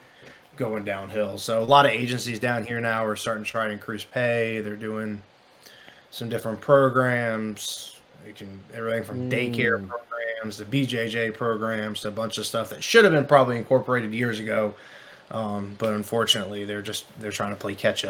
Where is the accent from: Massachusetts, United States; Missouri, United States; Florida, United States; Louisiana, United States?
Florida, United States; Manatee County / Sarasota County, South; I grew up in South Florida, kind of like the Manatee County, Sarasota County areas